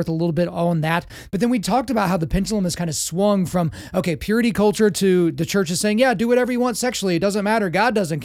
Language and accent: English; Oklahoma, United States; I grew up in Oklahoma, so that's the belt buckle, the Bible belt.